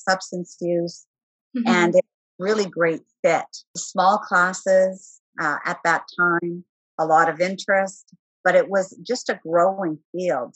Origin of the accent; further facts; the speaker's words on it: Timmins, Ontario, Canada; moved away as an adult; also born or lived in Arctic / Northern Quebec / Northern British Columbia / Vancouver; now in Ottawa, Canada; I'm actually from Northern Ontario, a community many people will be familiar with, Timmins. And so I lived in Timmins for the majority of my young adult life as well